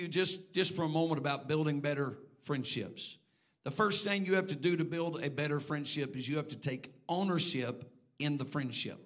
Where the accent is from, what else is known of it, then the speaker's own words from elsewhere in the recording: Texas, United States; now in Indiana, United States; I'm a Texan